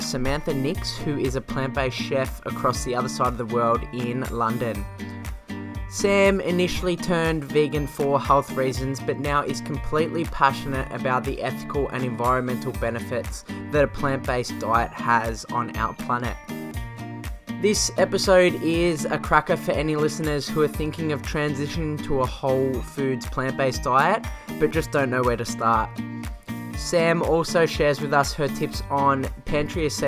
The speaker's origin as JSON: {"language": "English", "country": "Australia", "said": "over here in Australia"}